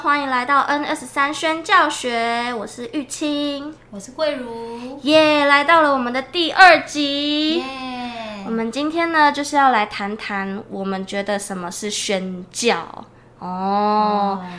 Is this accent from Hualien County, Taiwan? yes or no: no; Changhua County, Taiwan; now in Kaohsiung, Taiwan; 我是彰化人，但自己住在高雄